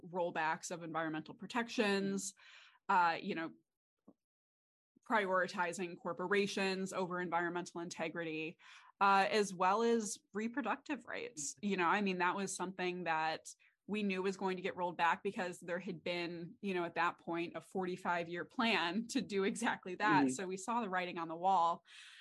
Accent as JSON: {"language": "English", "town": "Redford", "region": "Michigan", "country": "United States", "tie": "born or raised there", "said": "I grew up in Redford, which is just outside of Detroit"}